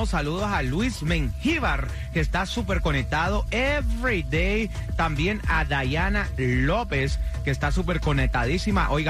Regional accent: Santo Domingo, Distrito Nacional, Dominican Republic; Eh, yo soy de, de Santo Domingo, soy yo.

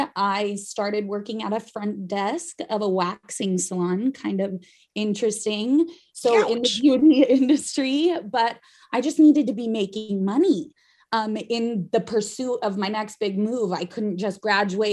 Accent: Idaho, United States; Growing up in Idaho

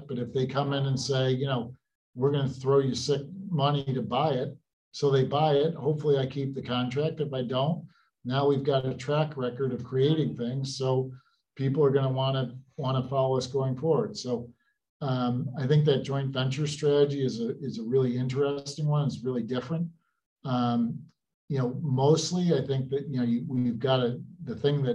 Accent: Utica, New York, United States; Growing up in Utica area, I'm one of six

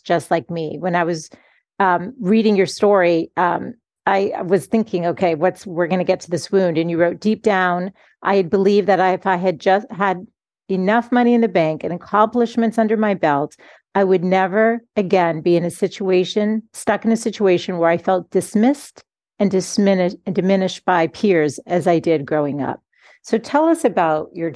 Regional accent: Boston, Massachusetts, United States; I'm from Boston

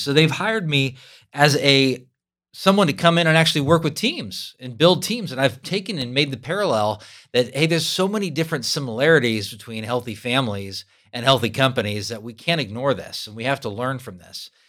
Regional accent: California, United States; moved away as an adult; now in Kansas, United States; I'm a Californian who's lived in Kansas for twenty-five years.

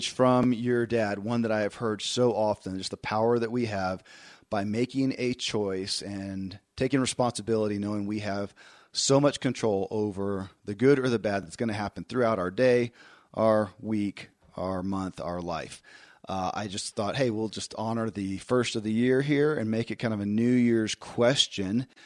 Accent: Kentucky, United States; born or raised there

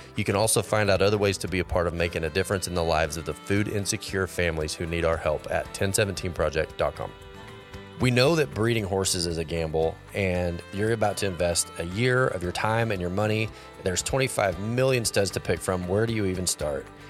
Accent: Fort Worth, Texas, United States; moved away; also born or lived in Oregon; I grew up in Fort Worth

